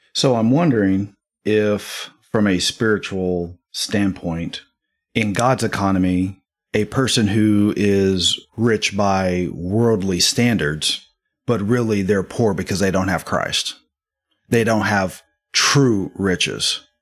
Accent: Midwest, United States; born or raised there; moved away

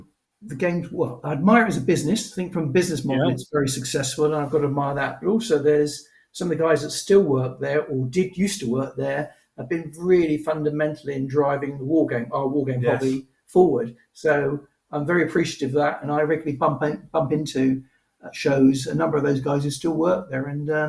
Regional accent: United Kingdom; But I am British, so I'm proud of it.

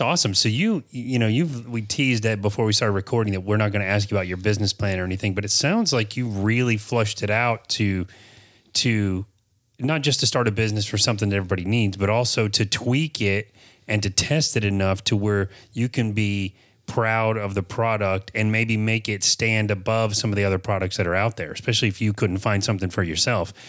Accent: Apopka, Florida, United States; born and raised in Apopka

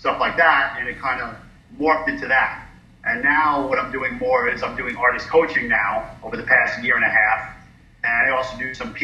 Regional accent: New York City, New York, United States; moved away as an adult; also born or lived in North Carolina; I'm from New York City

